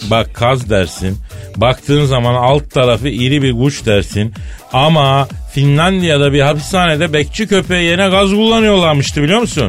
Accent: Eskişehir, Turkey; beni de horoz kovaladı lan çocukken Eskişehir'de

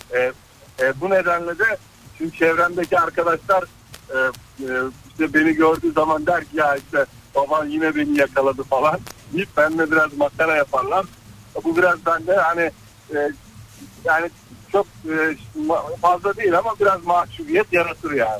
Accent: Black Sea Region, Turkey; biz Karadenizliyiz. Laz

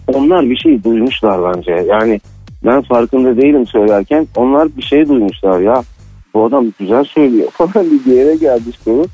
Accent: Cyprus

